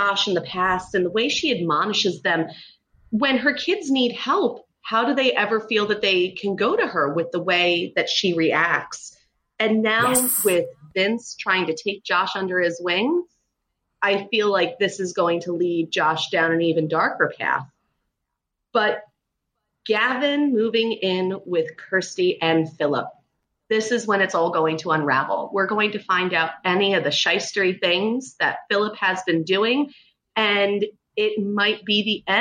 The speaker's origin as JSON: {"language": "English", "region": "New Jersey", "country": "United States", "said": "I'm from New Jersey"}